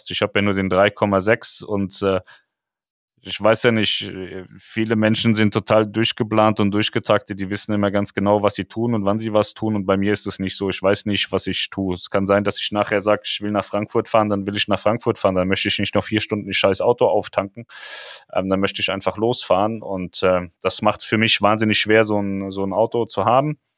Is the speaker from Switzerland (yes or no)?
no; Poland; Ich komme aus Polen, wir wurden alle mit russischen Impfstoffen geimpft und wir leben immer noch, bin 53.